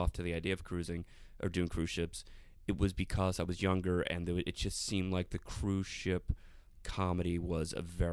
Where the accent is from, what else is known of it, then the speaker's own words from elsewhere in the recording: South Florida, United States; I'm from South Florida